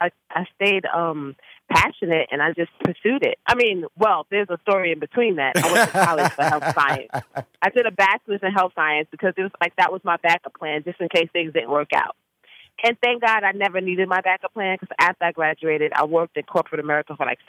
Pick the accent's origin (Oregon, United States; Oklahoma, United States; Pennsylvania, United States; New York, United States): New York, United States; Bronx; So at a young age, I started singing. I grew up in the Bronx, and I went to high school of performing arts.